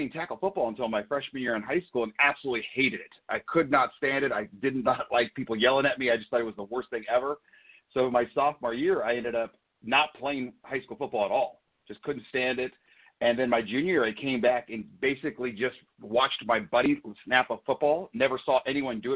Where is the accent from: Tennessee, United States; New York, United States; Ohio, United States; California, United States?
California, United States; Southern; moved away as an adult; now in Northern Idaho, United States; I was a big kid growing up in Southern California